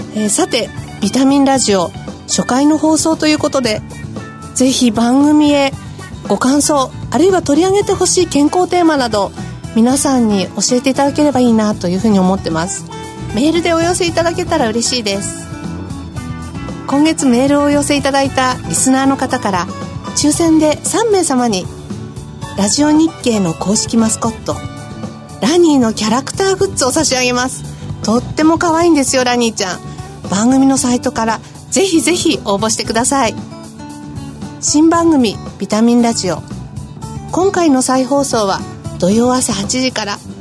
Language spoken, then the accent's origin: Japanese; Sendai, Miyagi, Japan; 私自身は仙台生まれの仙台育ち